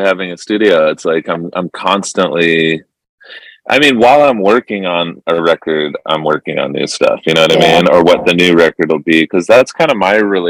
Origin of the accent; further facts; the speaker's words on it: Irvine, California, United States; also born or lived in Newport Beach / San Francisco; I grew up in Southern California in Irvine and then Newport Beach, and I moved up to San Francisco in 2000